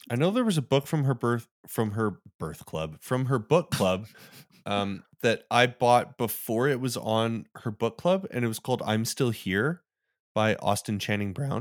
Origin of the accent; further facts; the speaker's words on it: Calgary, Alberta, Canada; this beer is now also brewed in my hometown